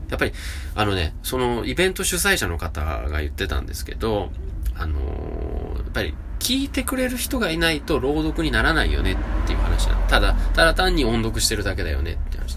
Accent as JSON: {"language": "Japanese", "town": "Nagoya", "region": "Aichi", "country": "Japan", "accent": "Nagoya dialect", "said": "名古屋弁である"}